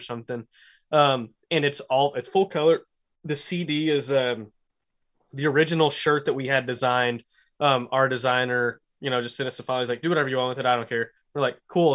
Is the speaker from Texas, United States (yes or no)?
yes; Lubbock, Texas, United States; born or raised there